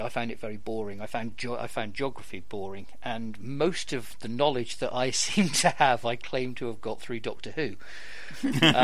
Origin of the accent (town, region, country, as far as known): United Kingdom